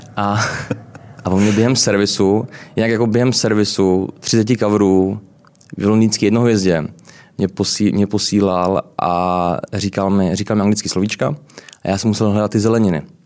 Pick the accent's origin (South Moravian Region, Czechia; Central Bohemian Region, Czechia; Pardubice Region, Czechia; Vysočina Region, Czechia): South Moravian Region, Czechia; Brno; moved away as an adult; also born or lived in London, United Kingdom / United States; now in Prague, Czech Republic; já jsem z Brna. Uh, a pocházím z Brna. Uh, vlastně začínal jsem uh, na učiliště v Brně